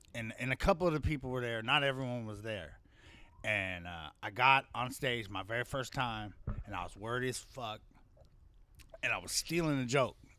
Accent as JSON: {"language": "English", "town": "Compton", "region": "California", "country": "United States", "tie": "born or raised there", "also_born_or_lived": "Hollywood, Los Angeles / Henderson", "said": "we lived in Compton."}